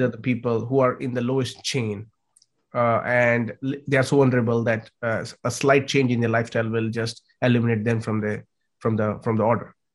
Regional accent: India; I come from India.

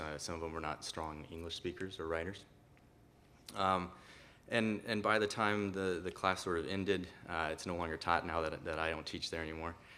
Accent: southwest Iowa, United States; also born or lived in Costa Rica; I came from Costa Rica at a very young age and, and grew up in a really small town that most people don't know of, uh, of Liska, Iowa, in southwest Iowa.

